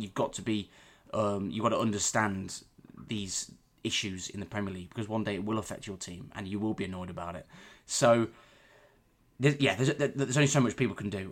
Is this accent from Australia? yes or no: no; Warwick, West Midlands, United Kingdom; I'm from Warwick. I live in Warwick, always have done.